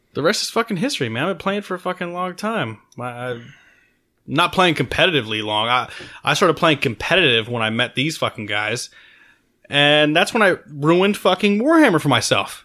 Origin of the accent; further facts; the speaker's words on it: Maryland, United States; moved away; I grew up on the East Coast. I'm from Maryland